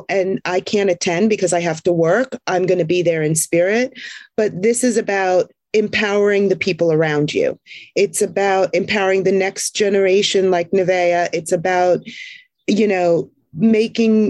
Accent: Jersey Shore, New Jersey, United States; moved away as an adult; I grew up on the Jersey Shore

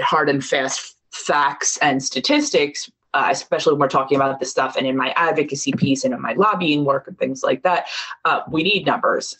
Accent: Marlton, New Jersey, United States; also born or lived in Ocean Township, New Jersey / Rutgers, New Jersey; we moved to Ocean Township in Monmouth County when I was 12 or 13 uh, I started in eighth grade in Ocean. Before that, we were in South Jersey in Marlton.

